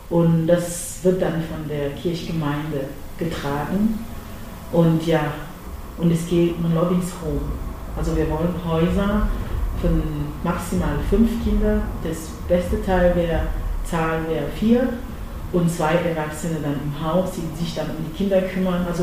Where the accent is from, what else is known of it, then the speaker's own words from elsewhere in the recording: Cameroon; now in Dresden, Germany; das Essen aus äh, Kamerun, meine, mein Herkunftsland, präsentieren